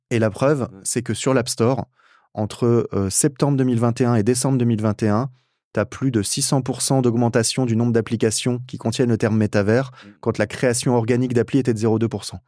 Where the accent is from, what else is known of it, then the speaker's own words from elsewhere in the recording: France; en tant que français